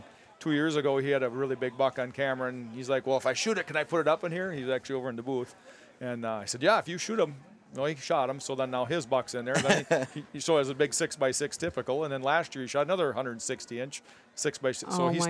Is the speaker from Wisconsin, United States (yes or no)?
yes; Wisconsin, United States; I haven't shot a whitetail buck in my home state of Wisconsin for 7 years.